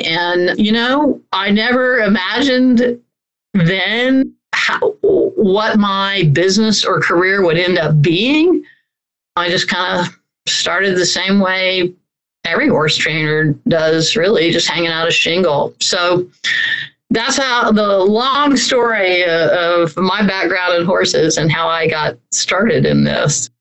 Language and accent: English; Orlando, Florida, United States; I grew up in Central Florida, in a uh, right outside of Orlando, Florida